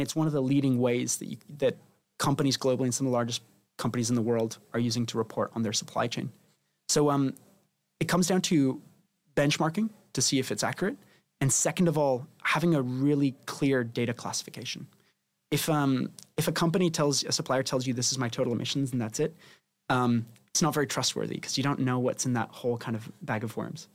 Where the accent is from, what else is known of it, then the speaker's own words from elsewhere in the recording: Spain; now in London, United Kingdom; I'm originally from Spain